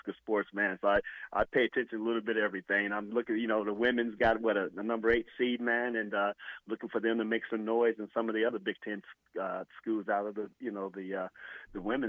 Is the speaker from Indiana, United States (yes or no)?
yes; Indiana, United States; I'm from Indiana